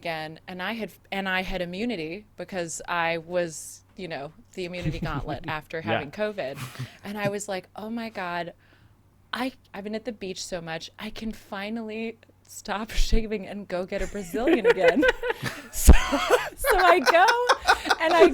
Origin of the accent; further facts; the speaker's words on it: San Diego, California, United States; also born or lived in Okinawa, Japan / Oceanside, California; I was born in Okinawa, Japan. My dad was in the military. He was in the Marine Corps. And then eventually we moved to Southern California. So I actually spent most of my life, I grew up in San Diego